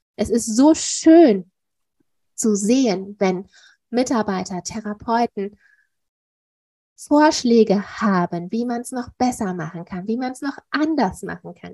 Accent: Duisburg, North Rhine-Westphalia, Germany; hier bei uns in Duisburg

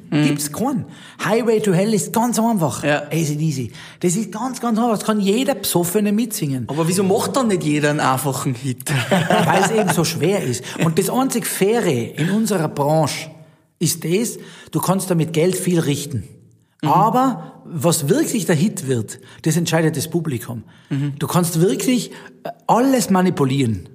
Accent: Zillertal, Tyrol, Austria; accent: Tyrolean dialect; moved away as an adult; now in Zug, Switzerland; meine Heimat Tirol und Stillerdal

